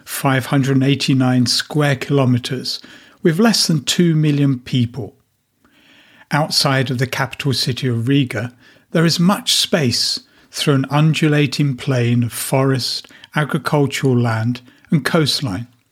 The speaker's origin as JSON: {"language": "English", "region": "England", "country": "United Kingdom", "moved": "as an adult", "lives_now": "Latvia", "said": "my home country of England"}